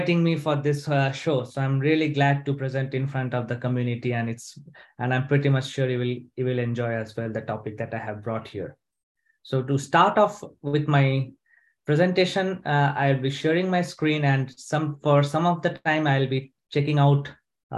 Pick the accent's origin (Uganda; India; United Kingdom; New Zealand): India; moved away as an adult; also born or lived in Sweden; now in Stockholm, Sweden; I am basically from India, but I have been living in Sweden for the last 5 years